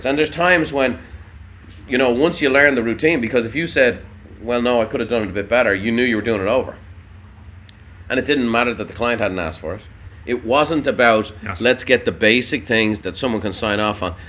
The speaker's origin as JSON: {"language": "English", "town": "Dublin", "region": "Leinster", "country": "Ireland", "tie": "born or raised there", "moved": "as an adult", "lives_now": "United States", "said": "I grew up in Dublin. I was a city boy"}